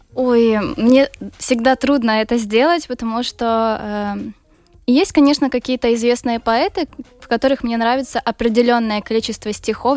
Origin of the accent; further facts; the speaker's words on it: Ukraine; я из Украины